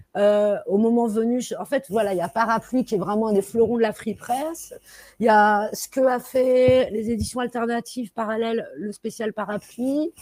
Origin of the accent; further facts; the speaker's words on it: Paris, Île-de-France, France; Je suis parisienne mais pas parisianiste